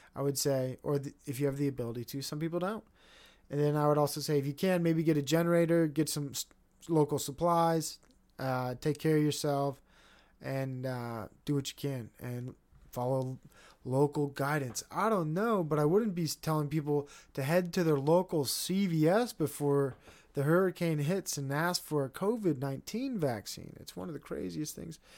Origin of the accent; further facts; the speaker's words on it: United States; as an American